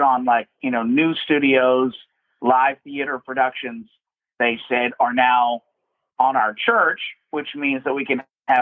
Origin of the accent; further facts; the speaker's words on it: Hamilton, Ontario, Canada; I am from Hamilton, Ontario, Canada